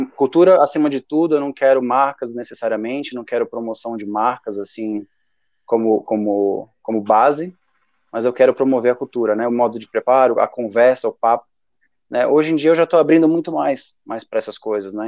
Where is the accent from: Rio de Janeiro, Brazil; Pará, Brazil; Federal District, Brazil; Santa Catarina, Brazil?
Federal District, Brazil; Brasília; eu sou de Brasília mesmo